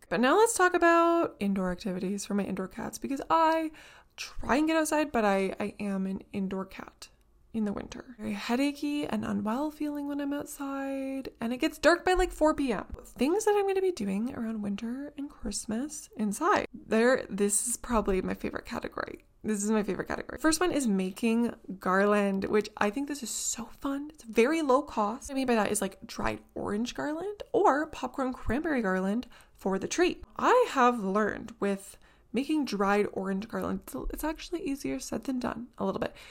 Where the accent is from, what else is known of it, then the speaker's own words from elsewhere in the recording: Southern Ontario, Canada; here in Southern Ontario, in the kind of little pocket that I live in, my city and all the surrounding towns